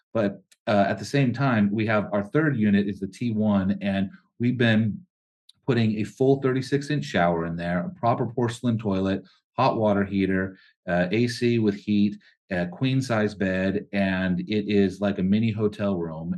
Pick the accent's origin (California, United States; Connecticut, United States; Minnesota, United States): California, United States; we're from California